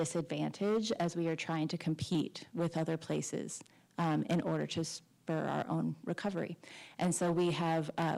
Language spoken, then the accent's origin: English; Austin, Texas, United States; now in San Francisco, United States; I hail from Austin, Texas